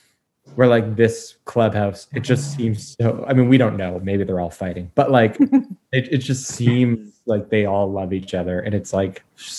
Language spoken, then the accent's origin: English; New York, United States; moved away; I grew up in New York. And as a kid, I was a big Yankee fan. And I was growing up in like the late 90s